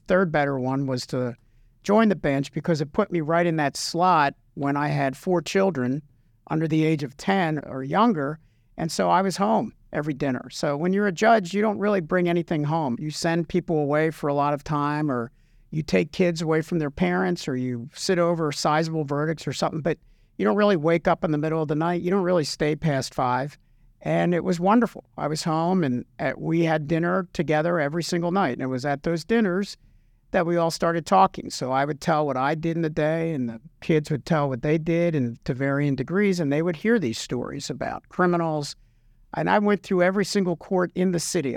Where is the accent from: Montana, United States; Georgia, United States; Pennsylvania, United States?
Pennsylvania, United States; Philadelphia; moved away; also born or lived in New Jersey; I'm from the Philadelphia area